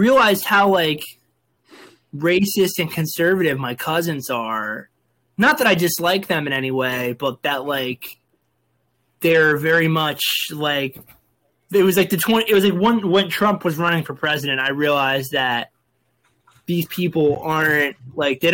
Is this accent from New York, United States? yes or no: yes; New York City, New York, United States; also born or lived in Delaware; now in Maryland, United States; Where I grew up in New York was Staten Island. It's basically New Jersey.